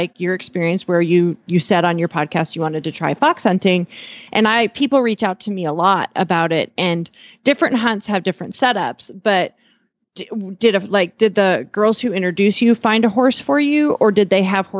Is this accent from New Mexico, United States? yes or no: no; Eastern Montana, United States; I have a pretty Western background growing up in Eastern Montana